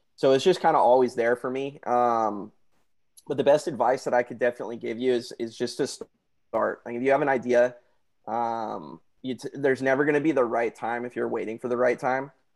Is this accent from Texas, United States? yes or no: no; Santa Barbara, California, United States; moved away as an adult; now in San Diego, United States; I was born and raised in Santa Barbara, California